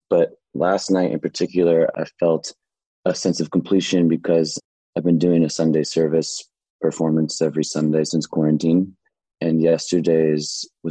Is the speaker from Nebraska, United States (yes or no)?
no; Portland, Oregon, United States; I was born and raised in Portland, Oregon